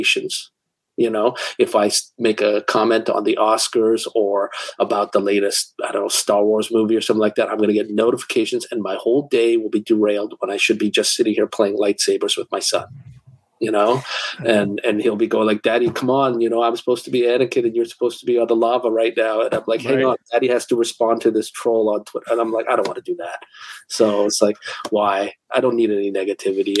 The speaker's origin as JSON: {"language": "English", "town": "Toronto", "region": "Ontario", "country": "Canada", "tie": "born or raised there", "said": "my hometown con in Toronto"}